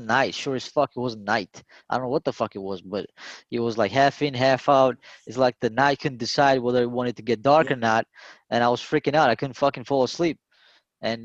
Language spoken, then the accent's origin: English; Georgia; moved away; growing up in Georgia